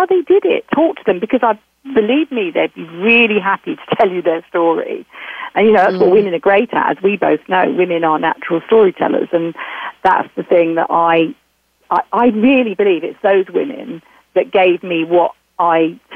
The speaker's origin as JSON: {"language": "English", "country": "United Kingdom", "said": "I'm certainly a Brit"}